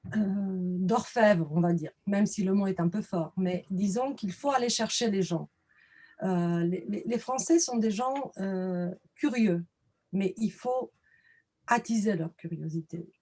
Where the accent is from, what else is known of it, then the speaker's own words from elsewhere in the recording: Romania; moved away; je suis roumaine d'origine